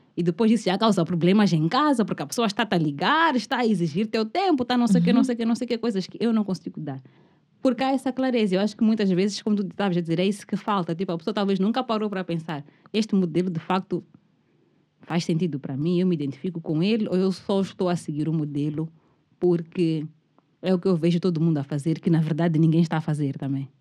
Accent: Mozambique; Eu como moçambicana

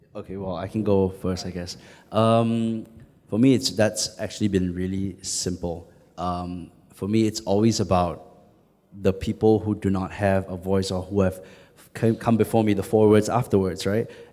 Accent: Singapore; I identify more as Southeast Asian than as Singaporean

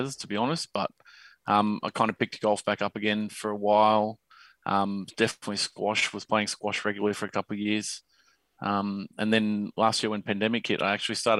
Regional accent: Philadelphia, Pennsylvania, United States; moved away; I grew up in Philly

